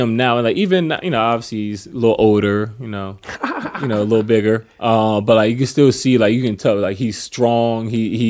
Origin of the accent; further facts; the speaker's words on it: East Coast, United States; I mean, but it's weird because I'm from the East Coast.